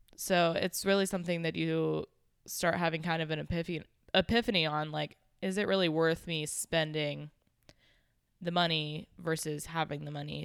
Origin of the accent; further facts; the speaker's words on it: Pittsburgh, Pennsylvania, United States; moved away as an adult; also born or lived in Charlotte, North Carolina; now in Jacksonville, United States; I was born and raised in Pittsburgh, Pennsylvania